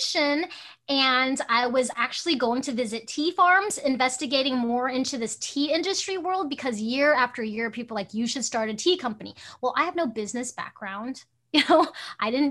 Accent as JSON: {"language": "English", "country": "Hong Kong", "tie": "born or raised there", "moved": "yes", "lives_now": "Alaska, United States", "said": "I'm Chinese and I was born in Hong Kong"}